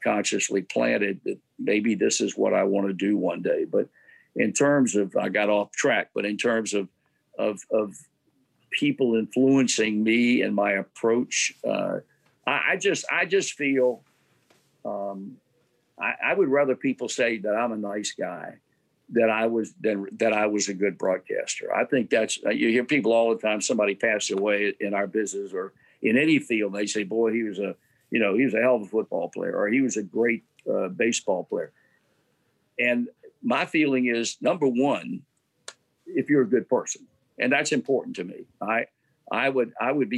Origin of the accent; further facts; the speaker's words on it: Portsmouth, Virginia, United States; moved away; my hometown in Portsmouth, Virginia